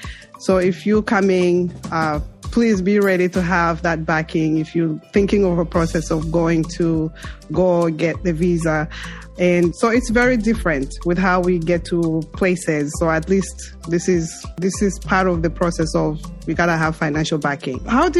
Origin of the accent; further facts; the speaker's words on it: Zambia; now in United States; I came from Zambia to the U.S., New York.